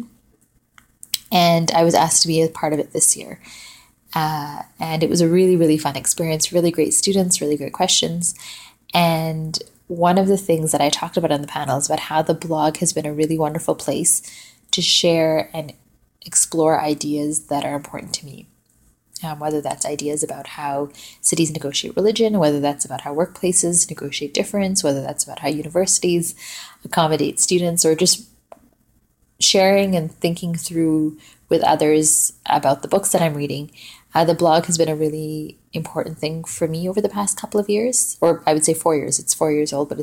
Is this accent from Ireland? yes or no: no; West Coast, Canada; moved away as an adult; also born or lived in Vancouver, Canada; now in Toronto, Canada; I'm originally from the West Coast.